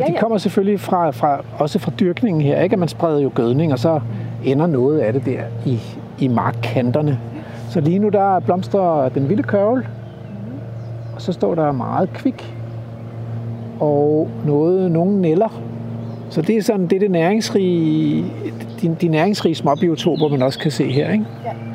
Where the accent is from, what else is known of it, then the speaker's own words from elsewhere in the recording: Stevns, Zealand, Denmark; now in East Jutland, Denmark; da jeg voksede op på Stævns